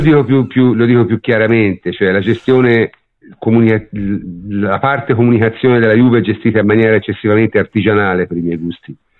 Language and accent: Italian; Tuscany, Italy; io sono toscano